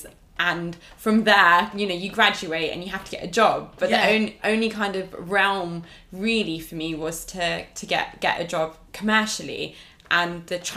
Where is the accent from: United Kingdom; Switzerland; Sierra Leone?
United Kingdom; they migrated here and I was born here